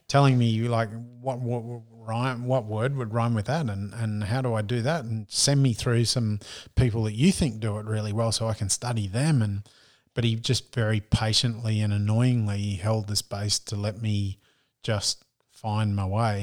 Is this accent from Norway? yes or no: no; Australia; accent: broad Australian; my broad Australian accent